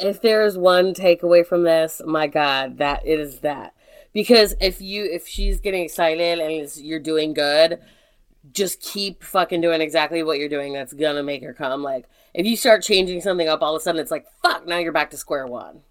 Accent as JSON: {"language": "English", "country": "United States", "said": "I'm just so fucking proud of being American right now."}